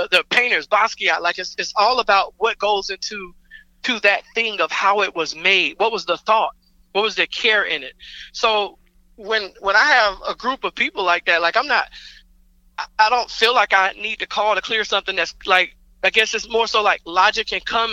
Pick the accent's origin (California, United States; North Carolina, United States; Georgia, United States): Georgia, United States; Atlanta; I grew up in Atlanta. Like, this, you know, this is my home